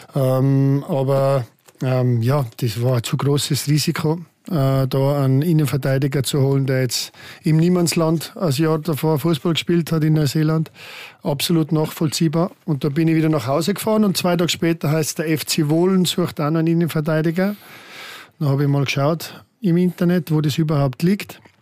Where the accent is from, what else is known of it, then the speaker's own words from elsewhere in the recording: Austria; moved away as an adult; now in Switzerland; mein enger Freundeskreis um meinen Heimatort herum, der ist immer noch mm, bestehend